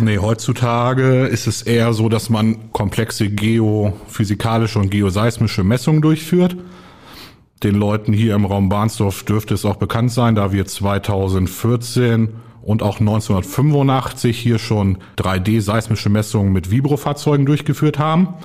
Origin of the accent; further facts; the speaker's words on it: Celle, Lower Saxony, Germany; moved away as an adult; Ich komme ursprünglich aus der Region Celle bei Hannover, habe dort 2007 mein Abitur gemacht